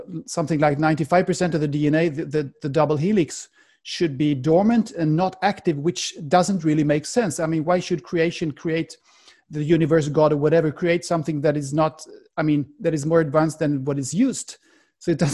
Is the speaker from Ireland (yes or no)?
no; Sweden; accent: Swedish; first language Swedish; English is a second language; my mother tongue, in Swedish.